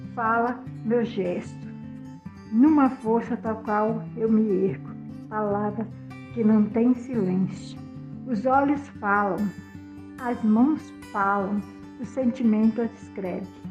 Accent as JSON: {"language": "Portuguese", "region": "Rio de Janeiro", "country": "Brazil", "tie": "born or raised there", "also_born_or_lived": "Brasília", "moved": "yes", "lives_now": "Brumado, Brazil", "said": "Nasci no Rio de Janeiro em 1960, na favela da Rocinha. Mas morei em Brasília e atualmente minha morada é na Bahia, Brumado."}